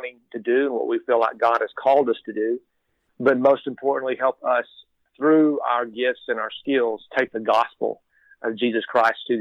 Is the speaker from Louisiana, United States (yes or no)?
no; Texas, United States; I am born and raised in Texas.